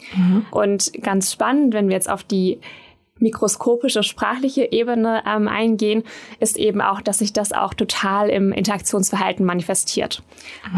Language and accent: German; Swabian Jura, Baden-Württemberg, Germany; moved away as an adult; also born or lived in Bonn; Ich komme ursprünglich ja aus Baden-Württemberg von der Schwäbischen Alb